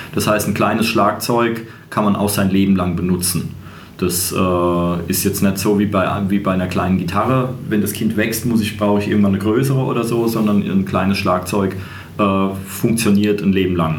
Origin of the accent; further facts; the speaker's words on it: Germany; als Deutscher